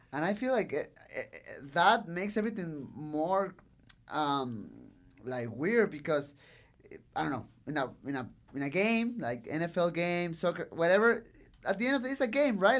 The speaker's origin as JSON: {"language": "English", "town": "Tijuana", "region": "Baja California", "country": "Mexico", "second_language": "English", "said": "I love Tijuana. I love my city."}